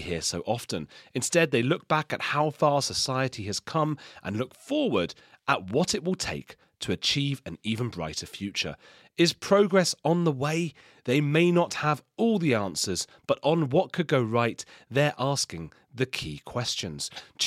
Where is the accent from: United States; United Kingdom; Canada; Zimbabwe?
United Kingdom; London; I'm from London